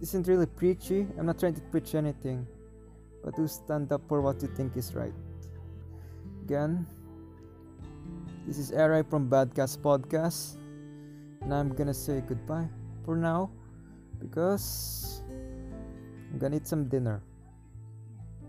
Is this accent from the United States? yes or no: no; Philippines